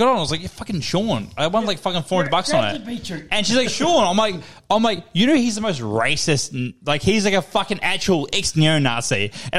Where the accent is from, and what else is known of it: New Zealand